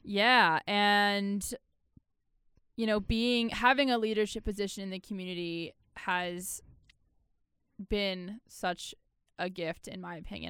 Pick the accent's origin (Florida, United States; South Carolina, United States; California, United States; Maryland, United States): Maryland, United States; Baltimore; I'm from Maryland, Baltimore, Maryland